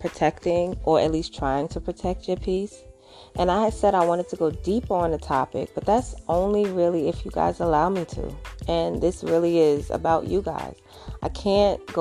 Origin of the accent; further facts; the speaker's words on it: New York City, New York, United States; I'm a mom from Brooklyn